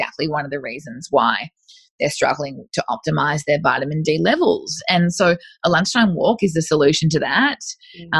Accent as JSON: {"language": "English", "region": "North Queensland", "country": "Australia", "said": "I'm from North Queensland"}